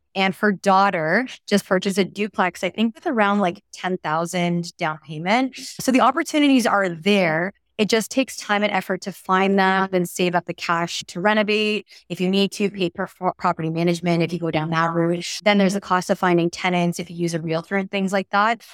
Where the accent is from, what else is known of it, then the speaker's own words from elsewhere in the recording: Toronto, Ontario, Canada; moved away; I'm from Toronto uh, originally